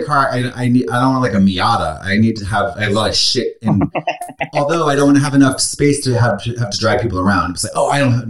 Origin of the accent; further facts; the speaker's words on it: Boston, Massachusetts, United States; moved away; I'm from Boston.